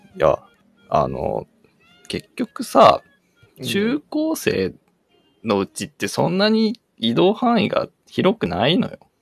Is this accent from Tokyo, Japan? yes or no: yes; Tokyo, Japan; 東京で育ってると東京のことそんなに知らなくない